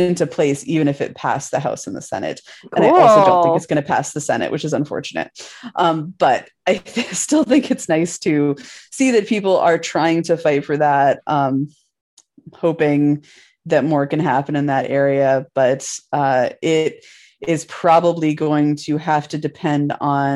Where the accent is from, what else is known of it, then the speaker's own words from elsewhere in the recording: Washington, United States; that's my home state